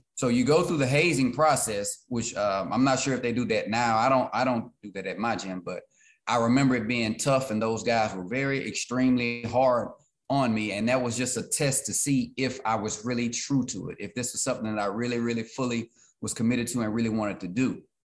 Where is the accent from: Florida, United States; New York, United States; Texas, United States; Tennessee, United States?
Texas, United States; Beaumont; Beaumont in my city